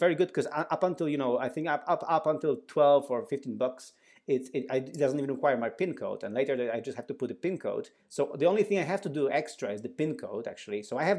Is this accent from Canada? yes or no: no; Poland; English is a second language; we are both from Poland, and Poland, a country, quite a big country in the Central Eastern Europe, actually is pretty advanced in contactless payments.